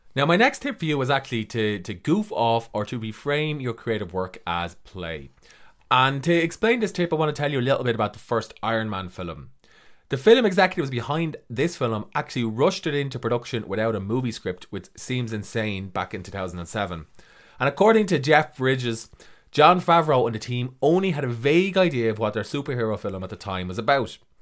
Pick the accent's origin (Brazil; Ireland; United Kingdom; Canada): Ireland; I'm an author from Ireland.